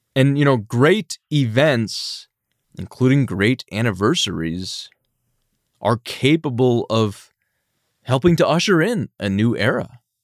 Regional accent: United States

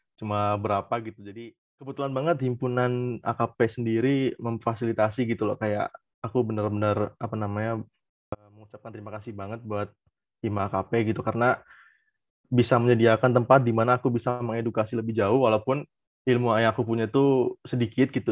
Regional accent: Cirebon, West Java, Indonesia; Aku dari Cirebon

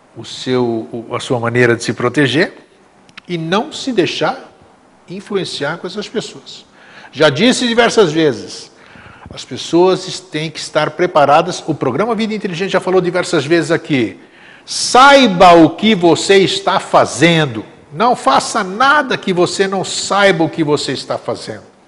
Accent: Greece; now in Brazil; meu país natal, para a Grécia

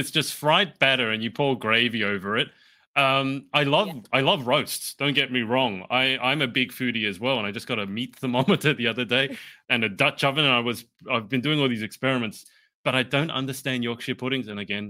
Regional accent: Australia; as an Australian

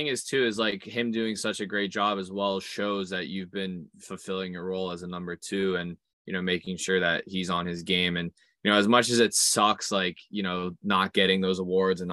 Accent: United States; moved away as an adult; now in England, United Kingdom; as an American

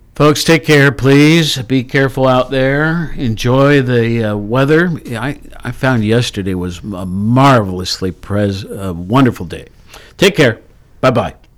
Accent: Worthington, Ohio, United States; also born or lived in Honolulu; now in Athens, United States; I was raised in Worthington.

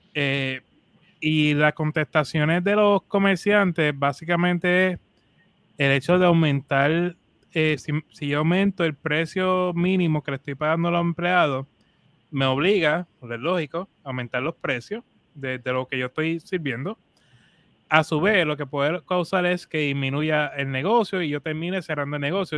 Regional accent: Puerto Rico; nosotros como cultura latina, boricua en nuestro caso

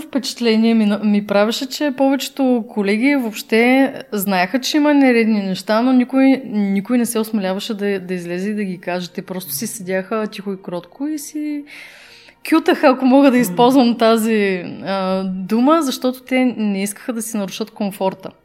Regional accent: Burgas, Burgas Province, Bulgaria; Аз съм от Бургас, нали? Там на емблематичния часовник се срещахме

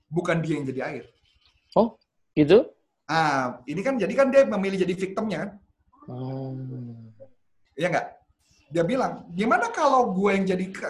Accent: Indonesia; Ya karena gue ngerasa gue warga negara Indonesia, gue orang

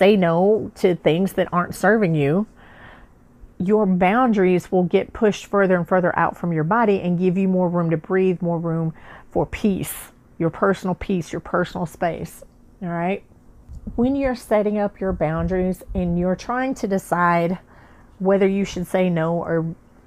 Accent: the South, United States; I'm from the South

